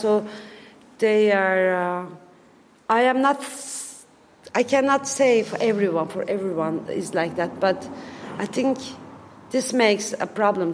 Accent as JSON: {"language": "English", "country": "Turkey", "second_language": "English", "said": "I am from Turkey"}